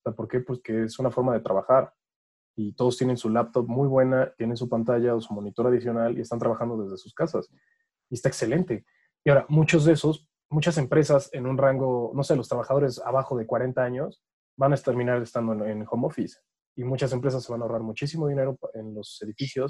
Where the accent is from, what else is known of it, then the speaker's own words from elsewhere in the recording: Mexico; Es algo que tenemos los mexicanos